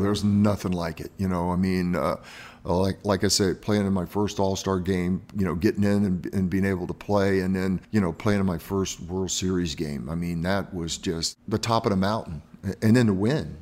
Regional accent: Miami, Florida, United States; moved away; I grew up in Miami, and I keep moving north

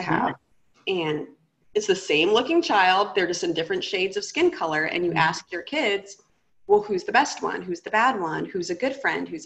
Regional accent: United States; I grew up in America

